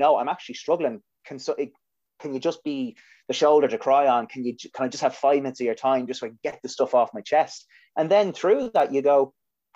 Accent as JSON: {"language": "English", "country": "Ireland", "said": "We as Irish people"}